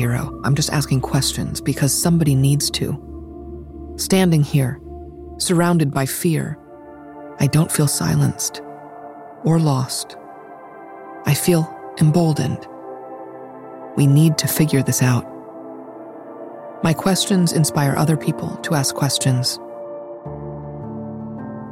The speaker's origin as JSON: {"language": "English", "region": "New York", "country": "United States", "tie": "born or raised there", "said": "Growing up in New York"}